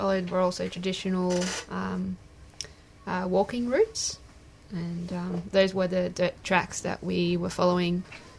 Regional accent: Sunshine Coast, Queensland, Australia; also born or lived in Israel; I grew up on the Sunshine Coast, but was born in Israel.

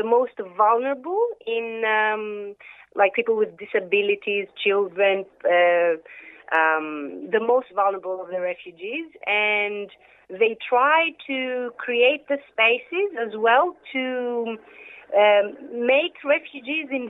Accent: Thessaloniki, Central Macedonia, Greece; moved away; I come from Thessaloniki

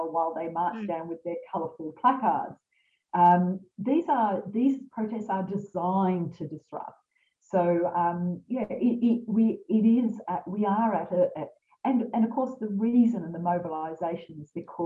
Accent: Lismore, New South Wales, Australia; I'm from Lismore.

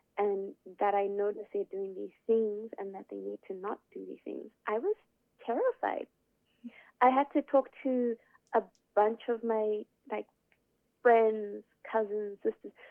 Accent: Zimbabwe; now in Melbourne, Australia; I'm from Zimbabwe, where it's always nice and sunny, but Melbourne is not

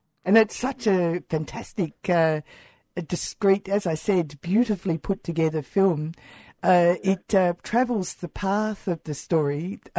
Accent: Warrnambool, Victoria, Australia; I was brought up in Warrnambool, and I can remember deafening silence in regard to First Nations history.

